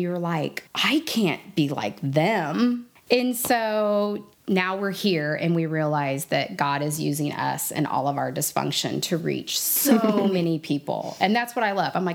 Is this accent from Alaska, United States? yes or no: no; Lake of the Ozarks, Missouri, United States; I was raised in Missouri on Lake of the Ozarks